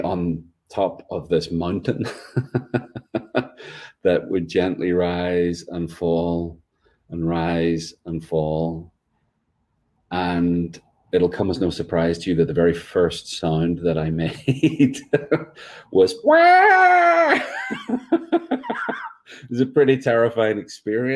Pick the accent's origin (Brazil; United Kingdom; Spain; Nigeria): United Kingdom; Northern Ireland; now in North Carolina, United States; I'm from Ireland. I live in North Carolina.